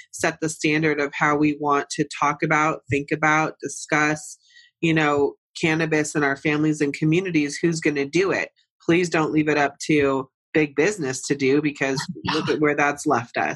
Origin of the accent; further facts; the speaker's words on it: Santa Cruz, California, United States; I was born in Santa Cruz, oh. {S2} raised oh. in and {S1} all throughout the, you know, northern part of California, Central Coast. Like I'm a Cali girl at heart